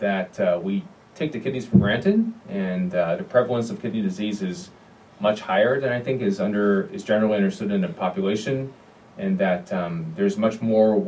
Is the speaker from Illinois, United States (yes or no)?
yes; Evanston, Illinois, United States; also born or lived in Minnesota / Naperville, Illinois; I'm from the Chicago area. I was born in Evanston